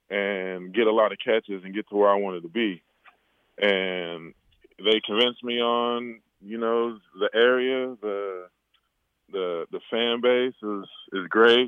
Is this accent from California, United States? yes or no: yes; Eureka, California, United States; I grew up in Humboldt County, Eureka, California. Mom was, you know … Dad's Bobby. I have five brothers, six sisters